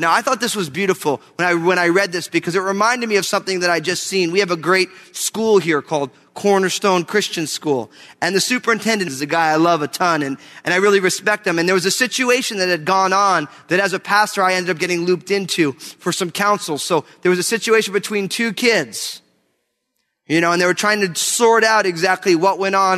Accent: New Jersey, United States; moved away; I'm from New Jersey

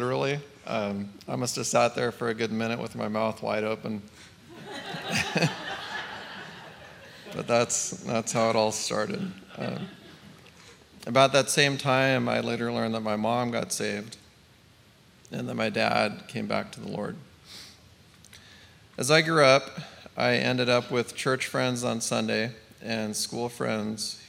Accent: Northern California, United States; I grew up in Northern California with a family that moved every couple of years with Dad building houses

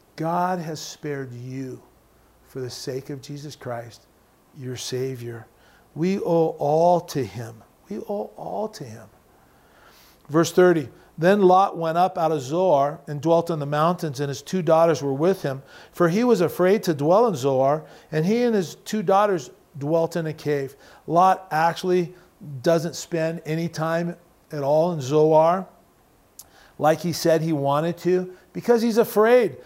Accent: United States

